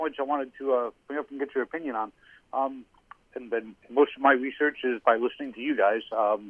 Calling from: Miami, Florida, United States; I'm from Miami.

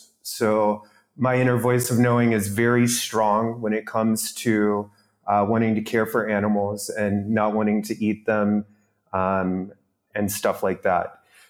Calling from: Mysore, Karnataka, India; I'm recording from Mysore, India

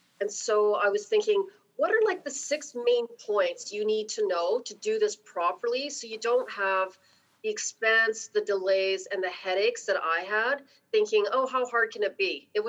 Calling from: Calgary, Alberta, Canada; I'm calling from Calgary.

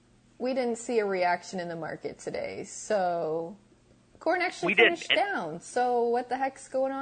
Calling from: Ankeny, Iowa, United States; I am working from Ankeny, Iowa

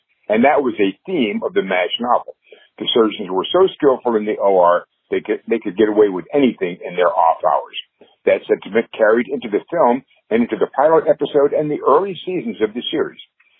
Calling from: New Jersey, United States; I'm calling from New Jersey.

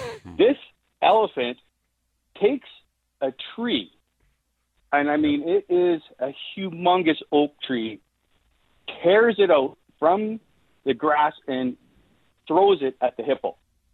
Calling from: Calgary, Alberta, Canada; Calgary, just Mackenzie Lake.

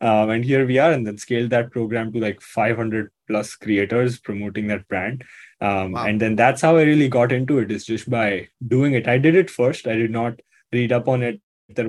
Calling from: Mumbai, Maharashtra, India; I'm joining you from Mumbai, India.

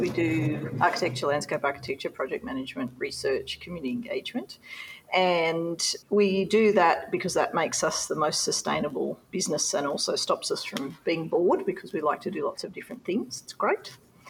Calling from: Cairns, Queensland, Australia; We're calling from Cairns. We're on Gimoi Wallaburra Yidinji country in far north Queensland.

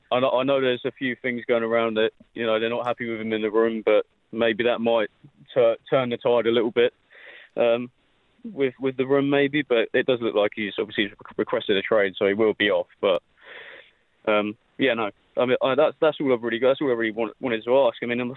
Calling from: London, United Kingdom; accent: British; I'm calling from London.

